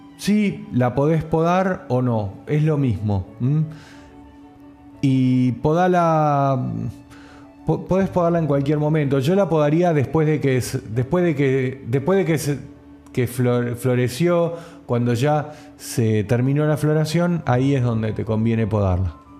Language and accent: Spanish; General Pacheco, Buenos Aires Province, Argentina; Yo soy de Pacheco.